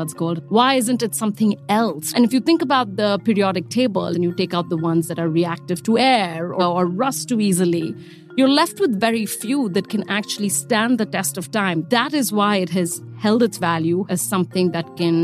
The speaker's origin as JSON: {"language": "English", "country": "India", "accent": "Indian", "said": "I'm Indian, as you can hear from the voice"}